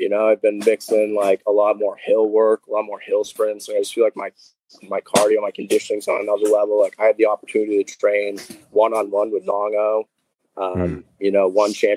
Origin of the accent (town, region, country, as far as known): Boston area, New England, Massachusetts, United States; born or raised there